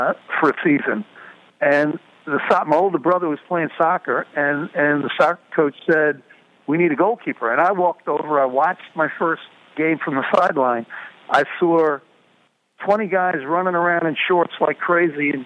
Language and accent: English; New York City, New York, United States; I was born in the Bronx.